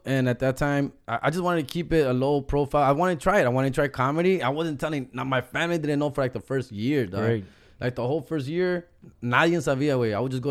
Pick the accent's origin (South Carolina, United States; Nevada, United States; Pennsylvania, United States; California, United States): California, United States; Huntington Park; accent: HP accent; I'm from Huntington Park, and it's a very paisa, old school community, very Latino.